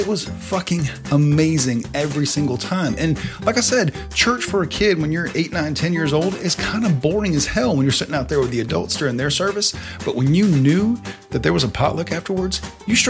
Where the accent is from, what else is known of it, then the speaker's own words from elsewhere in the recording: the South, United States; when you were growing up in the South